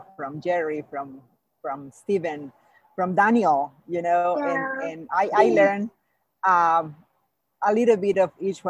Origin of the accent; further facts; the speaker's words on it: Mexico; English is a second language; moved away; I came from Mexico. I came from another culture. I came from another language. English is my second language